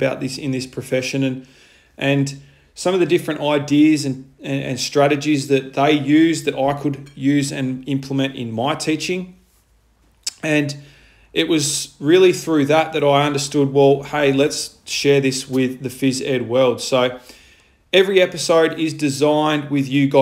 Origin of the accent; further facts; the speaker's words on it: Launceston, Tasmania, Australia; moved away as an adult; now in Victoria, Australia; I am originally from Launceston, Tasmania